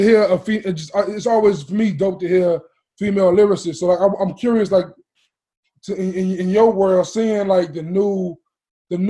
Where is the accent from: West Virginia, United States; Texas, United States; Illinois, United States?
Illinois, United States; Chicago; I'm from Chicago